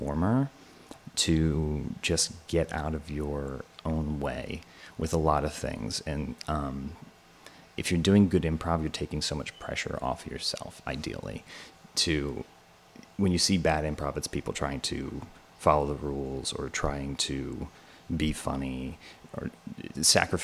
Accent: Bucks County, outside Philadelphia, Pennsylvania, United States; moved away as an adult; also born or lived in Allentown, Pennsylvania; now in New York, United States; I grew up a little bit outside of Philly in Bucks County.

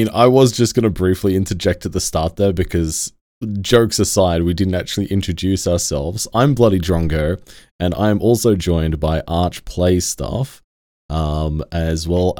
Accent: Australia; As the authentic Australian here

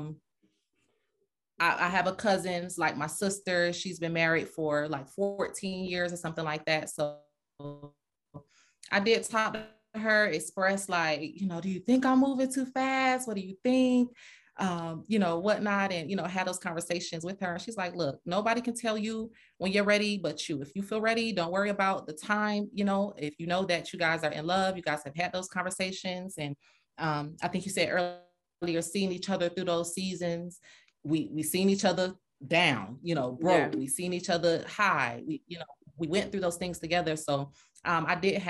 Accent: Fort Lauderdale, Florida, United States; moved away as an adult; now in Atlanta, United States; I'm from Fort Lauderdale, raised. I came to Atlanta in 07, so I've been here a while.

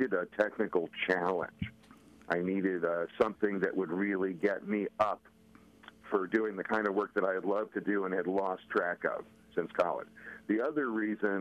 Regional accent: Scotch Plains, New Jersey, United States; moved away as an adult; also born or lived in Philadelphia, Pennsylvania; I grew up in Scotch Plains, New Jersey. But, my whole mother's side of the family is a longtime Philly resident. So I spent about half my childhood in Philly as well.

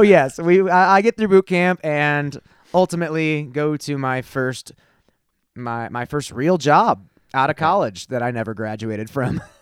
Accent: Glendale Heights, Illinois, United States; moved away as an adult; also born or lived in Lombard, Illinois / Chicago; now in Colorado, United States; Glendale Heights, Illinois, uh, is where I was born and raised

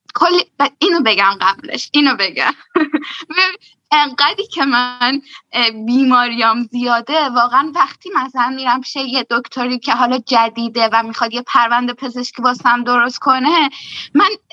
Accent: Shahrekord, Chaharmahal and Bakhtiari, Iran; moved away as an adult; now in Germany; من برگشتم شهر کرد شهر خودمون و دقیقا من هفت ماه بعدش مهاجرت کردم به آلمان

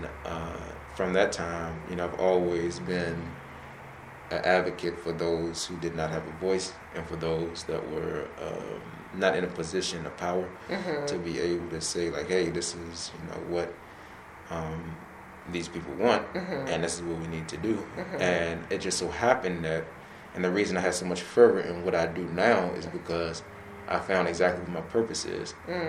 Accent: Temple Hills, Maryland, United States; So I grew up in Temple Hills. Born and raised, well, not born, but raised there.

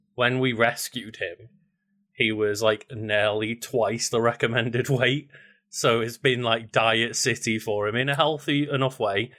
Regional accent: United Kingdom; especially as a British person

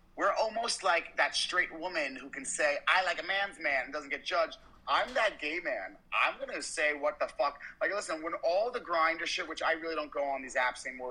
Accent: New York City, New York, United States; moved away as an adult; also born or lived in the South; I'm from New York my whole life

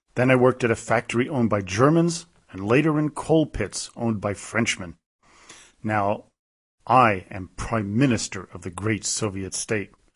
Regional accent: New York City, New York, United States; where I grew up in Manhattan

